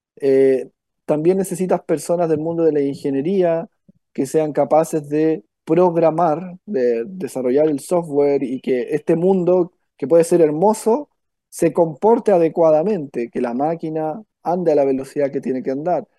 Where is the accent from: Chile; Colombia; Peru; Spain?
Chile; Victoria, Araucanía; moved away as an adult; now in Valparaíso Region, Chile; Yo soy del sur, de Victoria, novena región, ahí es donde nací. Me vine por cosas por intereses, digamos, eh, universitarios